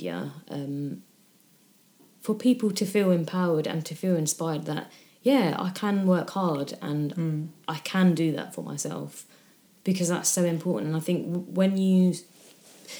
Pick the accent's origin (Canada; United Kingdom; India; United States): United Kingdom; I say I fall into the category of being British